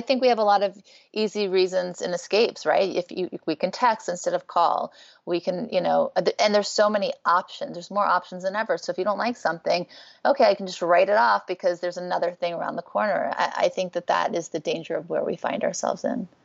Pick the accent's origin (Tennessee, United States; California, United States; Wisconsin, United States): California, United States; Beverly Hills; also born or lived in Thibodaux, Louisiana / New Orleans, Louisiana; growing up in Beverly Hills